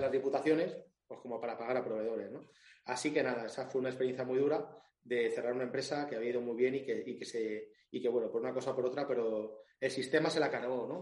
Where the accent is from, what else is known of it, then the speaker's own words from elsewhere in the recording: Alicante, Valencian Community, Spain; yo soy de Alicante